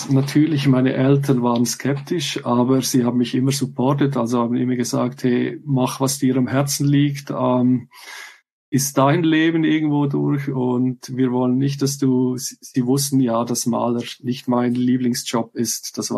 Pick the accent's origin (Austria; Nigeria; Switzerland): Switzerland; ich weiß zwar so als Schweizer, es gibt ja häufig so Leute, die mögen so das nationale Produkt, sage ich mal.